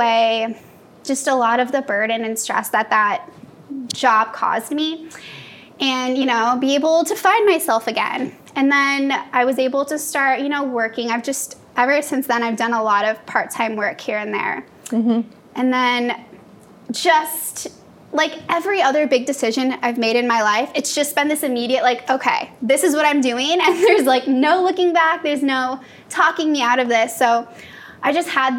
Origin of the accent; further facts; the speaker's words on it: Iowa, United States; moved away as an adult; now in California, United States; So I'm from Iowa, so I went to school out there.